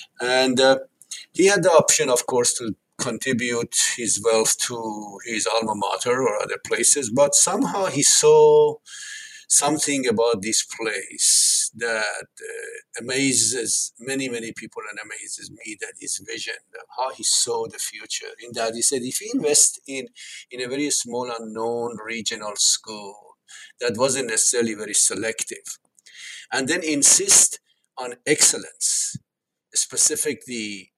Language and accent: English; Tehran, Tehran Province, Iran; They came from villages far away to the capital, Tehran, and they ended up having 10 children.